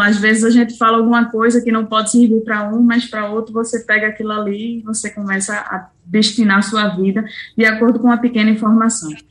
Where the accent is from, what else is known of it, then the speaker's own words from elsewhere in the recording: Recife, Pernambuco, Brazil; moved away as an adult; now in Ireland; nasci em Recife